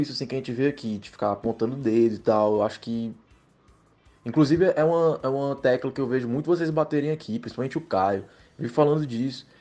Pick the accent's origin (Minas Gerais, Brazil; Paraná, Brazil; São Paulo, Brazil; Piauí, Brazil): Piauí, Brazil; Teresina; moved away as an adult; now in São Luís, Brazil; eu sou daqui de Teresina